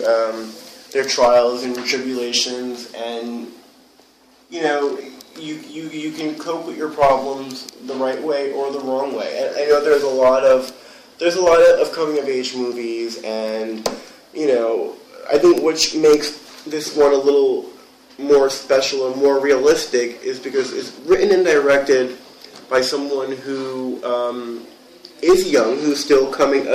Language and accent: English; New York City, New York, United States; also born or lived in Los Angeles; I'm originally from Whitestone, which is in Queens, New York